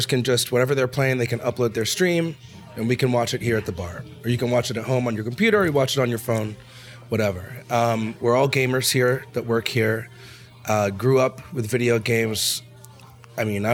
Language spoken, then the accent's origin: English; Boston, Massachusetts, United States; now in Los Angeles, United States; I come from Boston.